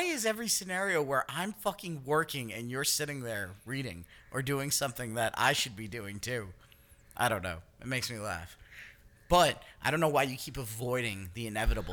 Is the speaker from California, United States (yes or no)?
no; New York, United States; I'm the New Yorker